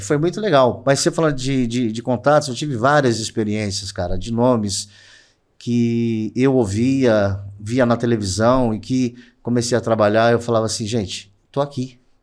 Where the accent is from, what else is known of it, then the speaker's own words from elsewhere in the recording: ABC, São Paulo, Brazil; Eu sou do ABC